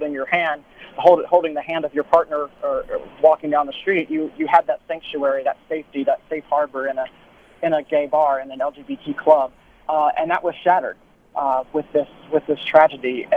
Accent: South Carolina, United States; born or raised there

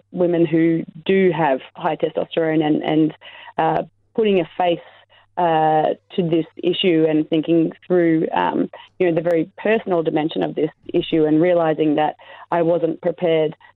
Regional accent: Australia; I'm an Australian athlete, or I was an Australian athlete

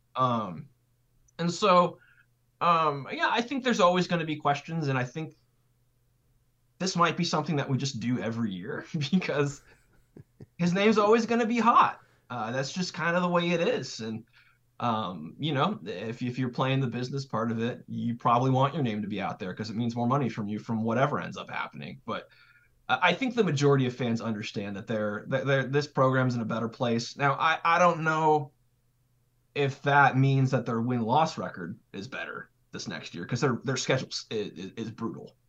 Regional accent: California, United States; moved away; also born or lived in Idaho / Wyoming / Boise; I'm from California, so, and, but I lived in, like, Mountain West territory, so, like, Idaho, Wyoming

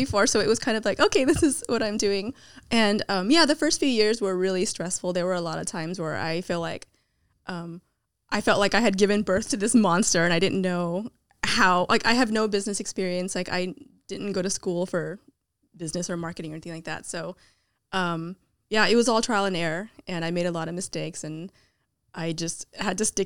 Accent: Milpitas, California, United States; I grew up in Milpitas, which was a really small town

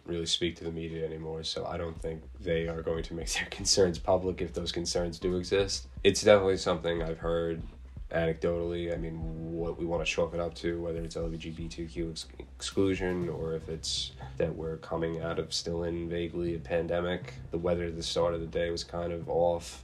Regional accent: New York City, New York, United States; being Irish and being Catholic and being New York, Staten Islanders, New Yorkers, and Americans

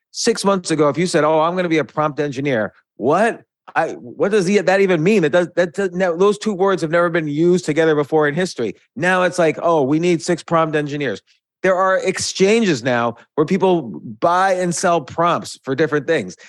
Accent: New York, United States; moved away as an adult; also born or lived in South Florida; now in Georgia, United States; growing up in New York, in and around New York

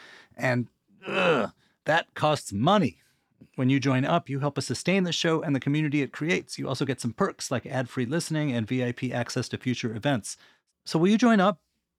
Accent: Washington, District of Columbia, United States; born or raised there

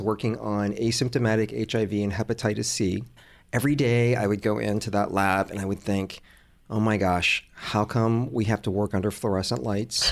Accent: Atlanta, Georgia, United States; born or raised there; also born or lived in Hong Kong

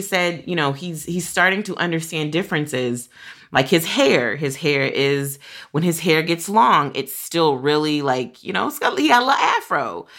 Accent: Kentucky, United States; growing up in Kentucky, where I was a lot of around a lot of white people

